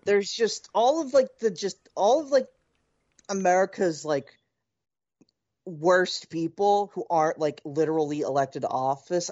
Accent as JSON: {"language": "English", "town": "Philadelphia", "region": "Pennsylvania", "country": "United States", "said": "as a Philadelphian"}